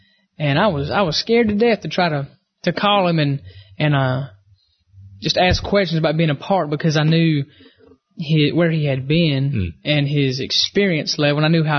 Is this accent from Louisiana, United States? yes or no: no; Asheville, North Carolina, United States; moved away; I grew up in Asheville, North Carolina. I was a city police officer in Asheville for 2 years before I started traveling full-time.